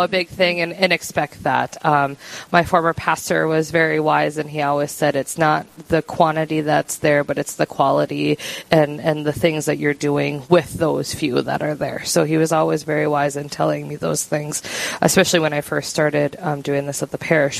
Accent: Mandan, North Dakota, United States; I have been born and raised in in Mandan.

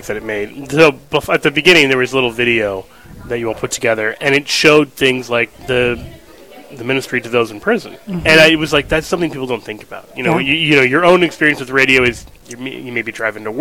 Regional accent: Kansas City, Missouri, United States; growing up in Kansas City, the 80s and 90s were not exactly a golden age for catechesis

